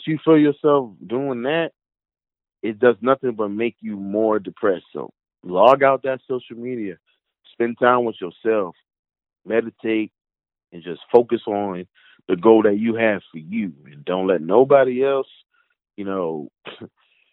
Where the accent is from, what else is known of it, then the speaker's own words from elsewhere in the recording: North New Jersey, United States; moved away; I'm from North New Jersey